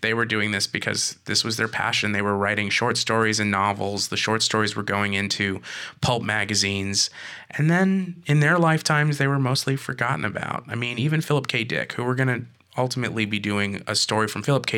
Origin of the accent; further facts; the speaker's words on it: California, United States; moved away; also born or lived in Rhode Island; I'm from California